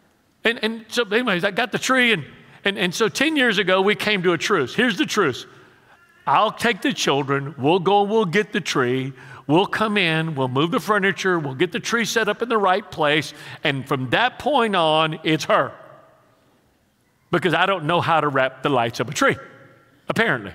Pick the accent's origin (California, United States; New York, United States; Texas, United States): Texas, United States; Houston; while I was a child growing up in the Mexican ghetto of Houston